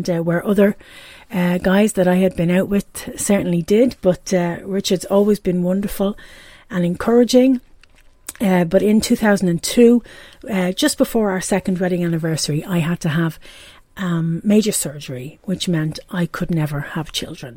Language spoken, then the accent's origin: English; Dublin, Leinster, Ireland; accent: Irish brogue; now in Pontypool, United Kingdom; As you can probably hear from the brogue, I'm from Ireland. I was born and raised in Dublin in Ireland and now I live in Pontypool